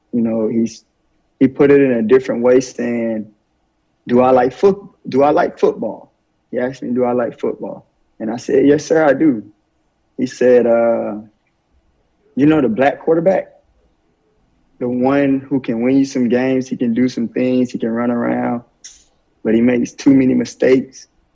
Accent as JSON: {"language": "English", "region": "Alabama", "country": "United States", "tie": "born or raised there", "said": "growing up in Alabama, you know, I went through a lot."}